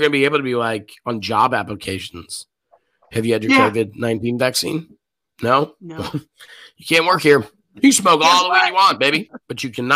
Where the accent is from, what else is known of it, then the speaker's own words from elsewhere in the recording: United States; we're American